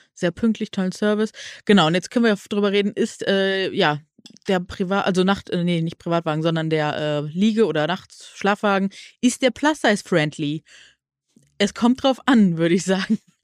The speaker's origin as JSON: {"language": "German", "town": "Neuss", "region": "North Rhine-Westphalia", "country": "Germany", "said": "Ich komme ja aus Nüss"}